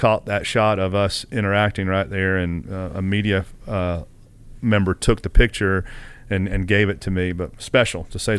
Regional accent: Kennesaw, Georgia, United States; I'm a Southern boy at heart, so I've grown up

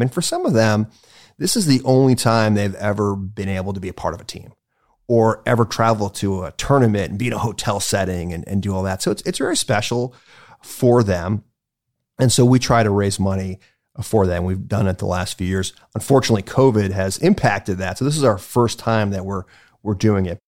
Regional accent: Cleveland, Ohio, United States; also born or lived in White Plains, New York; I was born in White Plains, New York, but I grew up in Cleveland

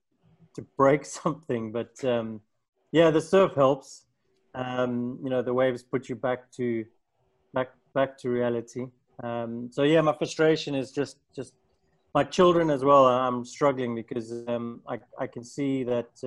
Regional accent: South Africa; now in Portugal; I'm from South Africa, moved to Europe, traveled to quite a few places, lived in a few places. And yeah, Portugal's home for now.

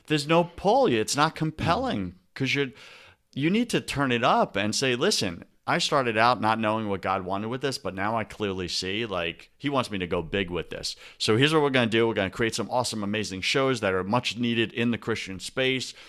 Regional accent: New England, United States; we're from the New England

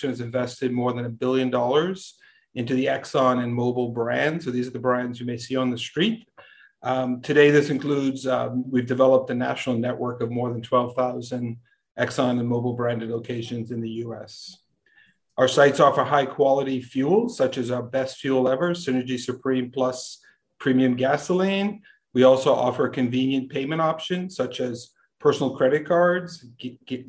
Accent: Bahamas; now in Texas, United States; I was born and raised in the Bahamas

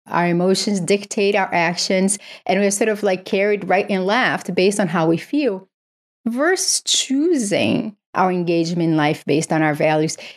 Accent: Brazil; moved away; I grew up in Brazil

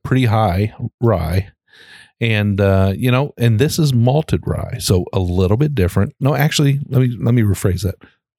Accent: Shelby County, Kentucky, United States; And we're from Shelby County, Kentucky.

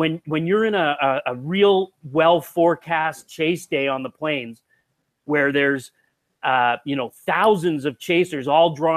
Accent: Ontario, Canada; moved away as an adult; also born or lived in Canadian Prairies; Well, actually I grew up in Ontario, in Eastern Canada, and I moved out to the prairies

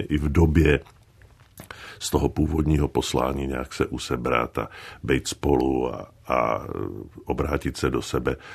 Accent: Liberec, Liberec Region, Czechia; also born or lived in Jevany; to dětství bylo to hrané v Jevanech

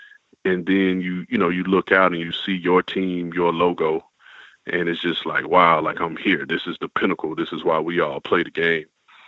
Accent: Key West, Florida, United States; moved away as an adult; now in West Coast, United States; I'm all the way out here on the West Coast, and usually I start off by telling people, hey, man, I'm from South Florida. And they're like, oh, what part? And I'm like, Key West.

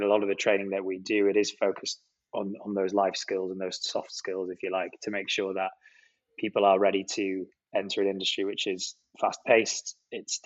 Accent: Penrith, North West England, United Kingdom; moved away as an adult; now in London, United Kingdom; Penrith, my hometown

